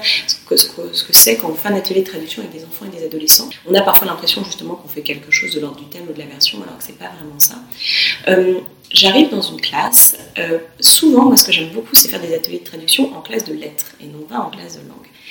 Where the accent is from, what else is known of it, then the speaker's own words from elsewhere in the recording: France; now in York, United Kingdom; on est des Français